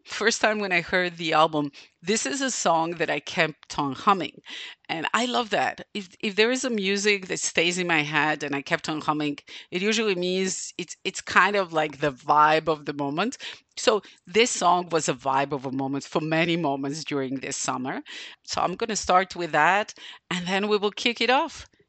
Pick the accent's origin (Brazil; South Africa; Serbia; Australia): Serbia; Novi Sad, Vojvodina; it's happening in my hometown